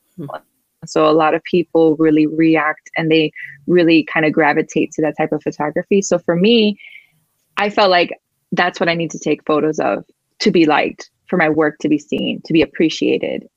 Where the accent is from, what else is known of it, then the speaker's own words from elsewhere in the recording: Miami, Florida, United States; first language Spanish; English is a second language; moved away as an adult; now in Seattle area, United States; I was born and raised in Miami, Florida. I'm first generation Cuban American